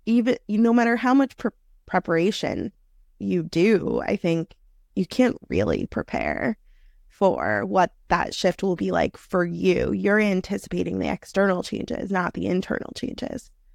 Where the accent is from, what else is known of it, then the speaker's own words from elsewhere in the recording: New York City, New York, United States; I am a native New Yorker. I grew up in New York City in one of the outer boroughs